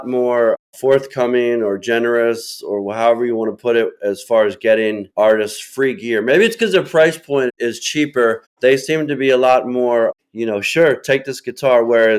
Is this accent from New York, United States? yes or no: no; Philadelphia, Pennsylvania, United States; because I'm from Philadelphia.